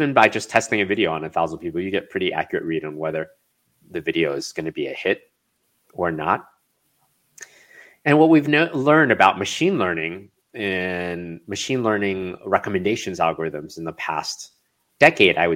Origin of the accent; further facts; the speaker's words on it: Chicago, Illinois, United States; now in California, United States; So I grew up in Chicago